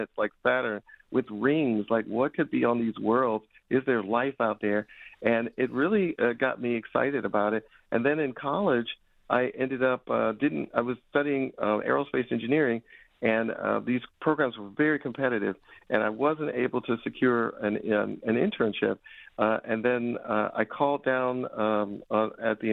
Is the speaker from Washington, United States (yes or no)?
no; Chicago, Illinois, United States; now in Detroit, United States; as a kid growing up in Chicago, on Chicago's South Side